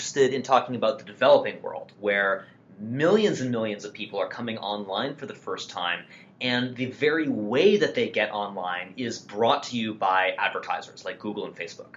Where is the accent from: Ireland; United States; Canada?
United States; we're both American